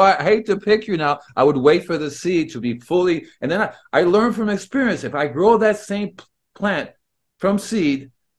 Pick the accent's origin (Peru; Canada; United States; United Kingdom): Peru; And it was growing up in Peru in the high altitude.